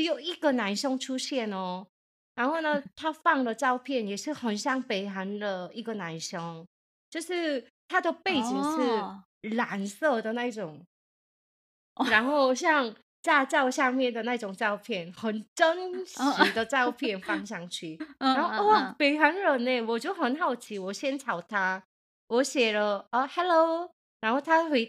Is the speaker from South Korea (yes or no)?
yes; South Korea; Chinese is a second language; 我是从韩国来的猪猪，안녕하세요。